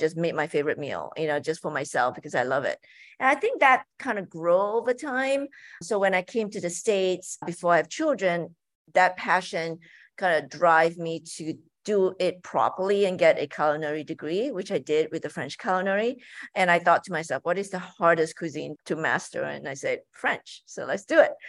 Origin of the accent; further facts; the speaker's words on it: Malaysia; moved away; growing up in Malaysia, my mom would make us every Sunday, you know, cook together as a family